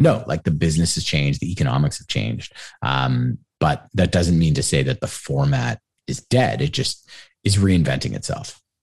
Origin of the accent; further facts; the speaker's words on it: Toronto, Ontario, Canada; also born or lived in Montreal; I was born and raised in Toronto, my parents were both from Montreal